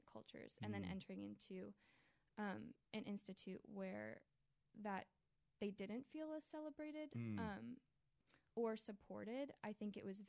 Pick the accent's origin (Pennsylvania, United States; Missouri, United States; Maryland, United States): Maryland, United States; Columbia; born or raised there; also born or lived in Chicago, Illinois